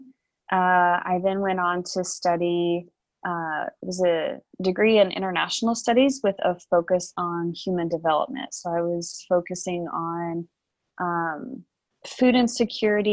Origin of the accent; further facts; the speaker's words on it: eastern Oklahoma, United States; moved away as an adult; I have lived most of my life in the state of Oklahoma. I grew up in the eastern side of the state